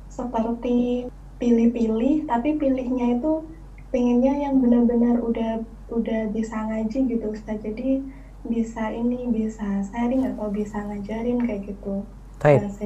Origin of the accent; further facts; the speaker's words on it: Java, Indonesia; suku eh, apa saya Jawa Ustadz